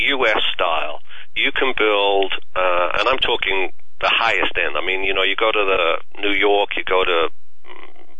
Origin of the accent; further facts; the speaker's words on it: England, United Kingdom; moved away; my home country of England